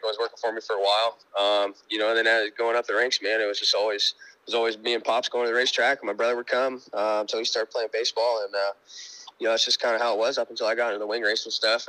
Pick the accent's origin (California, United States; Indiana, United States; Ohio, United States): Indiana, United States; Monrovia; moved away as an adult; also born or lived in Pennsylvania; my hometown is uh, Monrovia, Indiana. Uh, it's just right outside Indianapolis